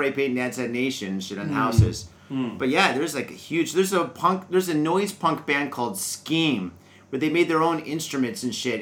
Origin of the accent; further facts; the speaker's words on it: Midwest, United States; now in Japan; I'm from the Midwest